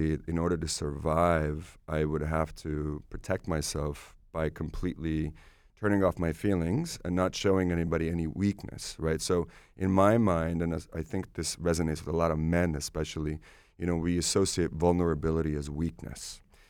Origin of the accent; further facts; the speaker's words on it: Estonia; born there; English is a second language; moved away; I was born in Soviet Union. Estonia was Soviet Union at the time.